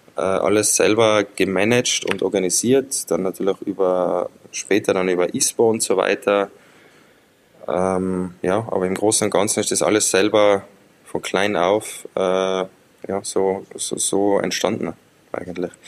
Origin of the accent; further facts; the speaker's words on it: Zillertal, Tyrol, Austria; ich bin im Zillertal aufgewachsen